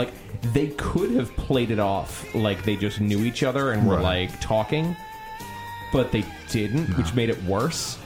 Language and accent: English; Sunrise Highway, New York, United States; I grew up on Sunrise Highway